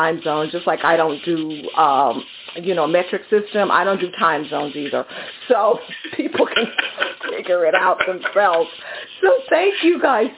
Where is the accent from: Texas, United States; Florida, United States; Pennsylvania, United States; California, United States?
Texas, United States; Houston; I grew up in Houston